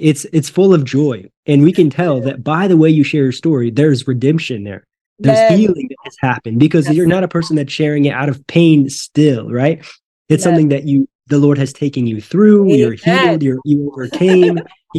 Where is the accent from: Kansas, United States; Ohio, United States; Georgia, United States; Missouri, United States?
Missouri, United States; Northwest; moved away; I grew up in Northwest Missouri, and that was my goal, to get out of here. And I did.